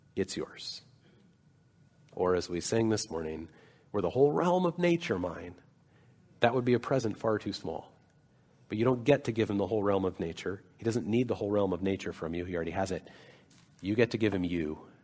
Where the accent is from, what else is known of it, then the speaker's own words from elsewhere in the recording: Salt Lake City, Utah, United States; moved away; I grew up in Salt Lake City